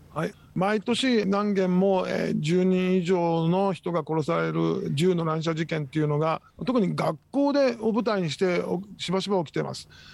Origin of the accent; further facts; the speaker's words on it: Tokyo, Japan; moved away as an adult; also born or lived in United States; now in Okinawa, Japan; 私は、出身は東京です。